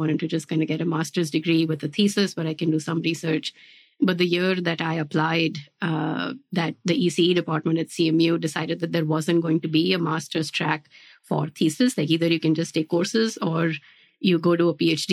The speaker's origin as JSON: {"language": "English", "country": "India", "tie": "born or raised there", "also_born_or_lived": "New Jersey, United States / Pittsburgh, United States / Virginia, United States / Georgia, United States", "moved": "as an adult", "lives_now": "United States", "said": "my background is that I grew up in India and then I moved to the US after high school"}